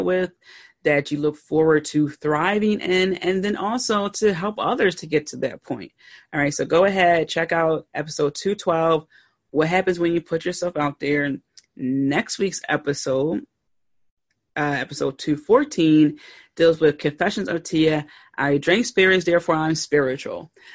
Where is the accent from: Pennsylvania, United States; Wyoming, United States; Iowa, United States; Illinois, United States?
Pennsylvania, United States; I grew up in Pennsylvania, the north